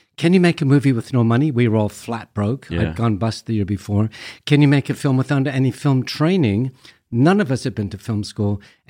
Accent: Canada; now in London, United Kingdom; I'm a Canadian here in London, and I'm loving every minute of it.

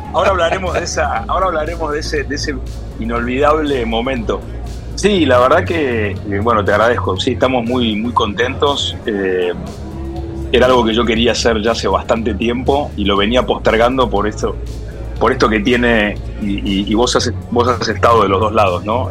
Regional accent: Argentina; como buen argentino

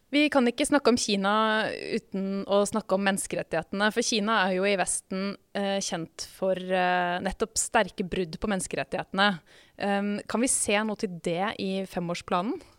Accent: Norway; meg som nordmann

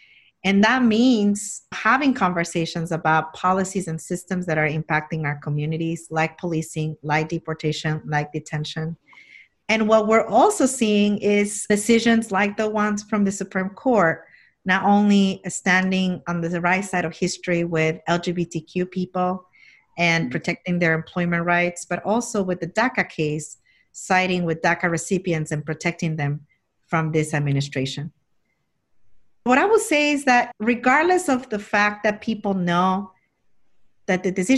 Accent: Jackson Heights, New York, United States; And where I grew up in Jackson Heights, Elmhurst Hospital became the first epicenter of the epicenter in New York and the country for the months of March and April.

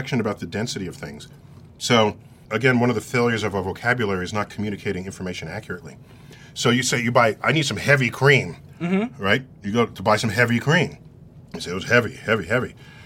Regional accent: New York, United States; I'm an East Coaster, born and raised in New York

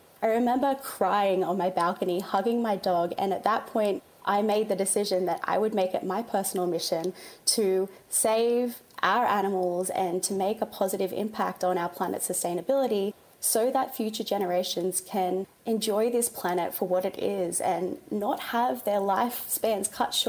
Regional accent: Newcastle, New South Wales, Australia; now in Bondi, Australia; If you've ever been to Newcastle, it is such a coastal beachy town. And so I think like a lot of Aussies growing up along the coast, I was enrolled in nippers

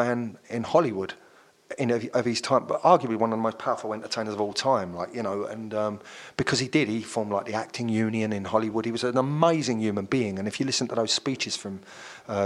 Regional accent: London, United Kingdom; I'm from South London, you know. I grew up in kind of Kennington

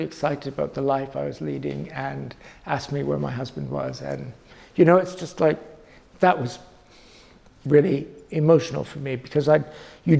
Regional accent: Canada; moved away as an adult; now in London, United Kingdom; being a Canadian in London

